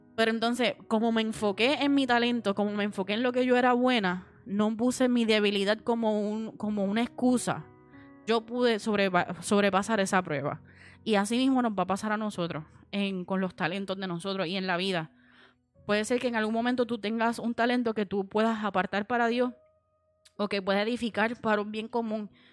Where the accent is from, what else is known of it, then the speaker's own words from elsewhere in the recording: United States; moved away; yo me crié en Estados Unidos